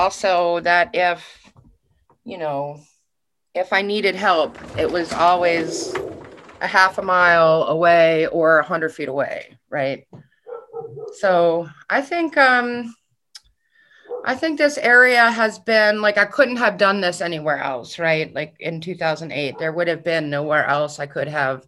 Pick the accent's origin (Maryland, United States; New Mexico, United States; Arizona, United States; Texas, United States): Maryland, United States; Baltimore; I'm born and raised in Baltimore.